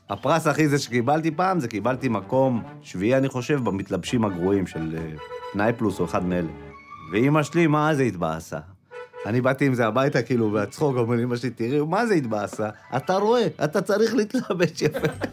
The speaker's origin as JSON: {"language": "Hebrew", "town": "Tirat Carmel", "region": "Haifa District", "country": "Israel", "tie": "born or raised there", "said": "אני בא מעיר קטנה שהיה לה שם מאוד בעייתי אה, כשהיינו ילדים, טירת כרמל"}